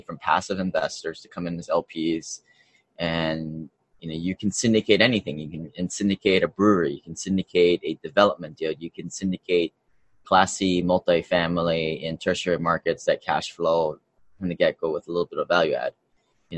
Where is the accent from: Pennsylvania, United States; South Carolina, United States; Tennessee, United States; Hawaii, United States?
Hawaii, United States; also born or lived in Seattle, Washington; I grew up in Hawaii, and then I went to University of Washington for college